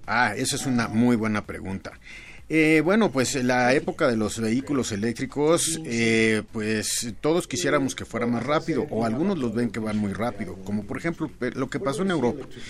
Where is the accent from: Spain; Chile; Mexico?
Mexico; para nosotros, los clientes mexicanos